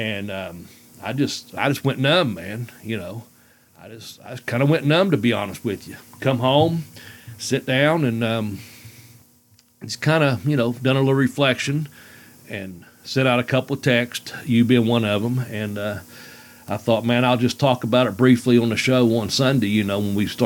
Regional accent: Ashland, Kentucky, United States; born or raised there

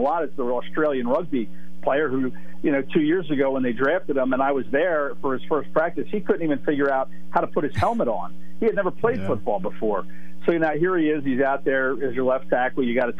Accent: Philadelphia, Pennsylvania, United States; I grew up in Philadelphia

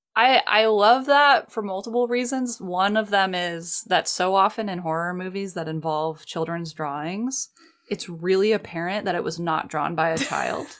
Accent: United States; I'm American

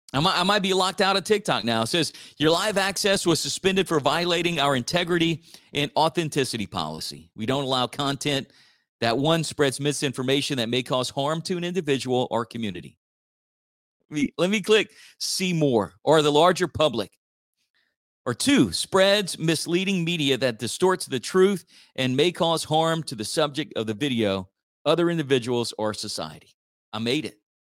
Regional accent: Church Point, Louisiana, United States; I grew up in Church Point, still live in Church Point

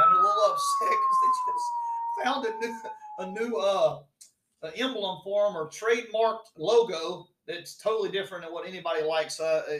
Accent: South Carolina, United States; I'm from South Carolina. I've never been outside of the state, obviously.

